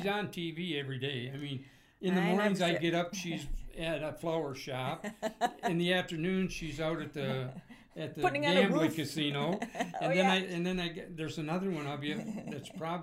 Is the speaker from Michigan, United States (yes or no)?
yes; Flint, Michigan, United States; moved away; also born or lived in Grand Rapids, Michigan; I'm originally from Flint, Michigan